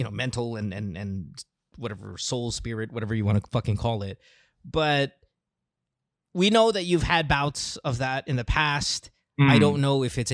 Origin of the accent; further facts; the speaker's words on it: Philippines; now in United States; I'm Filipino, but I lived here for a really long time now